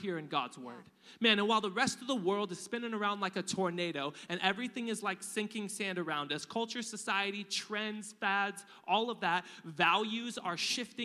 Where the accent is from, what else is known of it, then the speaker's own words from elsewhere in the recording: United States; We're American.